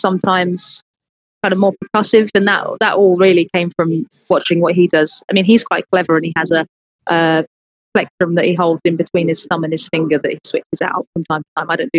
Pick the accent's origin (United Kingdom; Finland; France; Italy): United Kingdom; Penzance, South West England; moved away as an adult; now in London, United Kingdom; I grew up in Cornwall. It's where my family are all still there. So I'm still down there quite a lot in normal times. And moved from there when I was about 18 to go to university. And I now live in London. But Penzance in Cornwall is where I'm from.